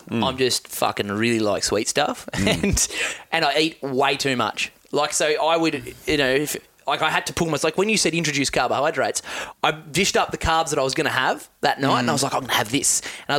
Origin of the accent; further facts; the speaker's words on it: Tasmania, Australia; I grew up in Tassie